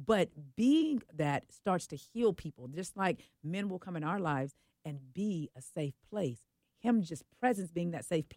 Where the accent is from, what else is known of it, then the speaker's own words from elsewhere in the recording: Oakland, California, United States; I am from the Bay Area. I am from Oakland.